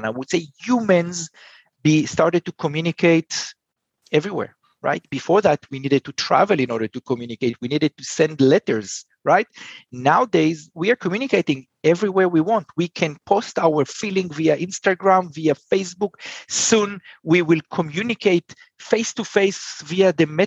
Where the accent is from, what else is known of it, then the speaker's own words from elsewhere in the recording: Israel; I'm from Israel